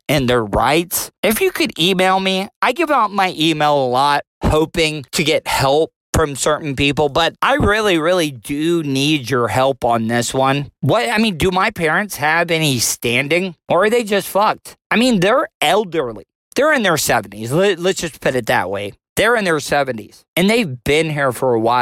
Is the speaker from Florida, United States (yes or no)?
yes; DeLeon Springs, Florida, United States; born and raised in DeLeon Springs, Florida